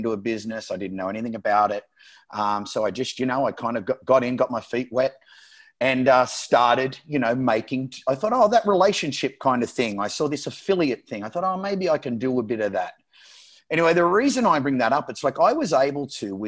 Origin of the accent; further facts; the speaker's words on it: Australia; moved away; also born or lived in San Diego / Las Vegas / Miami / Barcelona; I'm Australian